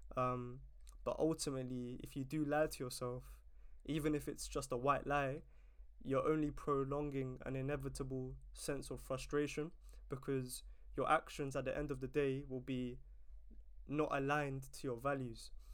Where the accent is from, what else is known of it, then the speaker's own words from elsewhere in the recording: London, United Kingdom; it's such an amazing place to to grow up